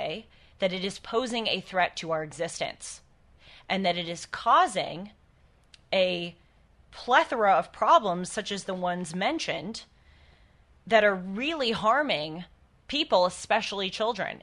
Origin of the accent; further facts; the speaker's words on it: California, United States; here in my home state of California